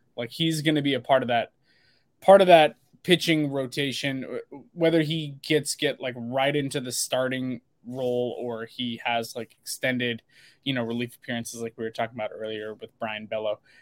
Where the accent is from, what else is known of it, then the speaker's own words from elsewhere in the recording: Portland, Oregon, United States; also born or lived in Sherwood, Oregon; I grew up in the Portland, Oregon suburbs that I was born and raised around there